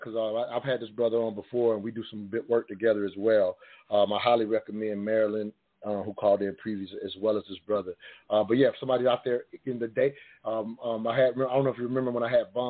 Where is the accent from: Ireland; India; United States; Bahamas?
United States; the South; I grew up in the South